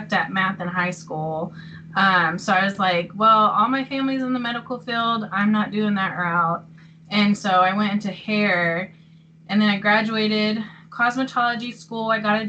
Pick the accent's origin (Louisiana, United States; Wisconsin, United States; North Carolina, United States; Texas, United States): Texas, United States; Midland; also born or lived in Illinois; So really, I just say I'm from Midland because, I mean, you can't beat Texas. So I just say I'm from there because Illinois is, I mean, I didn't live there very long. And then, yeah, so I'm from Midland.